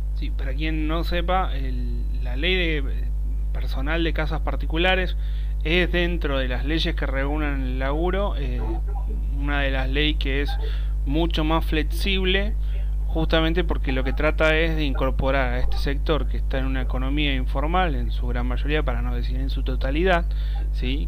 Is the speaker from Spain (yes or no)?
no; Argentina; vivimos los argentinos